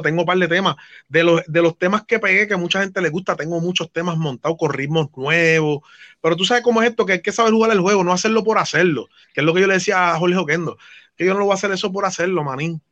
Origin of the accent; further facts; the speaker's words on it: New York City, New York, United States; moved away; also born or lived in Brooklyn / Trujillo Alto, Puerto Rico; yo soy de Nueva York, sabe que yo soy de New York City